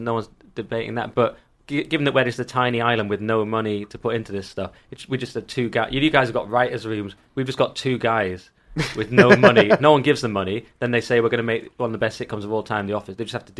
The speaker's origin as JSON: {"language": "English", "region": "England", "country": "United Kingdom", "said": "As an English person"}